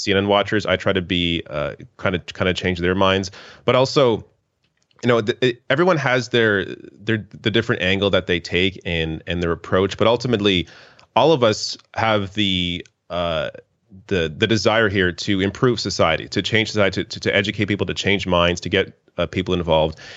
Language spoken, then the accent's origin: English; Canada; as a Canadian.